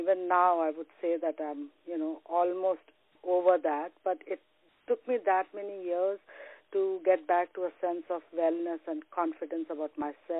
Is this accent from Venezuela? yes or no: no; Varanasi, Uttar Pradesh, India; also born or lived in Dubai / Saudi Arabia; now in Toronto, Canada; I was born in Varanasi, India, and I did 20 years about in Dubai and Saudi Arabia, and now I'm located in Toronto since the past 9 years